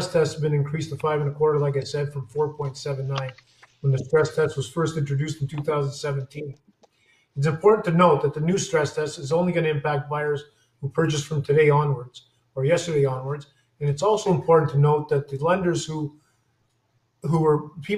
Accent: Montreal, Quebec, Canada; moved away; I was born in Montreal

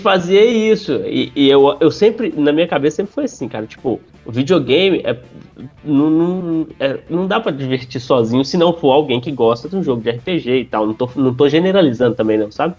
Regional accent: interior of Minas Gerais, Brazil; now in São Paulo, Brazil; eu sou do interior de Minas

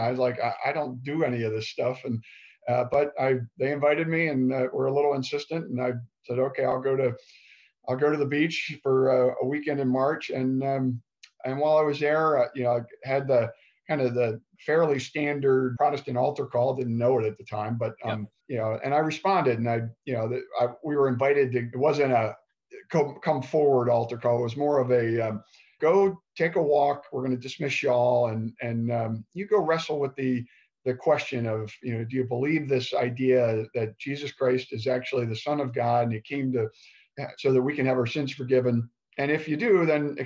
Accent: Baltimore, Maryland, United States; now in San Diego, United States; I'm from Baltimore. I grew up in the suburbs

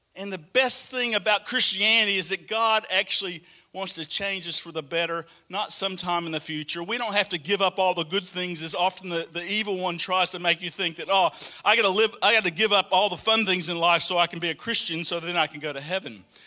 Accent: Alabama, United States; moved away as an adult; also born or lived in Atlanta, Georgia; now in Australia; I still kind of felt like Alabama was home.

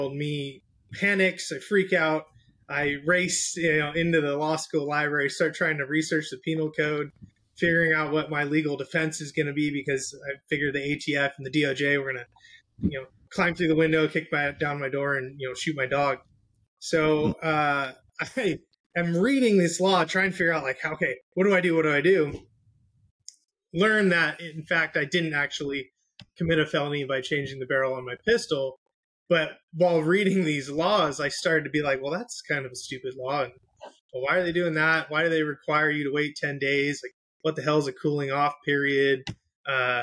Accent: San Diego, California, United States; Born and raised in Southern California, San Diego

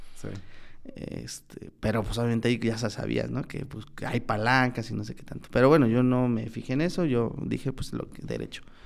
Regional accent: Tlaxiaco, Oaxaca, Mexico; moved away as an adult; also born or lived in Zacualpan, Tlaxcala / San Miguel el Grande, Oaxaca; yo vine de Tlajiaco

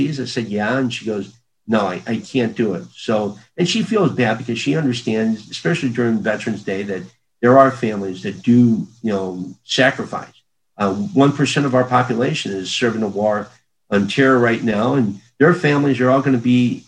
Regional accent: Krakow, Missouri, United States; growing up in Crockle, population of 50, dogs and cats included

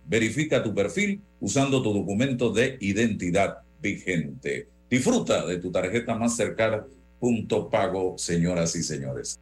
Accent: Chitré, Herrera, Panama; moved away; yo tengo muchos años de no vivir allá, en, la en mi tierra natal, pero estoy conectado con mi región, amo mi región de Azuero, como chitreano que soy

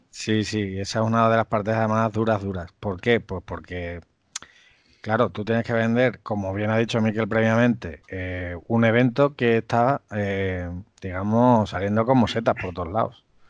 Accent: Cáceres, Extremadura, Spain; yo soy de Extremadura, de Cáceres

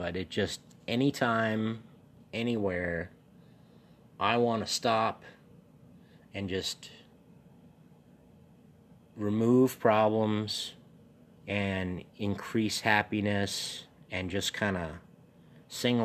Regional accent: New England, United States; I'm from New England

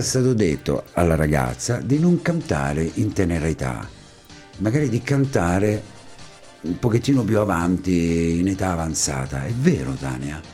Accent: Ascoli Piceno, Marche, Italy; anche io sono ascolano

